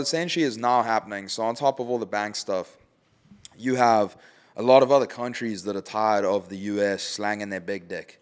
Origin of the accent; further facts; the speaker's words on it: South Africa; It's my home country.